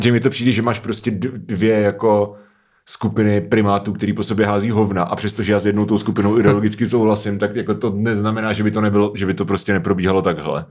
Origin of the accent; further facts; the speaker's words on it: Prague, Czechia; jsem prostě z Prahy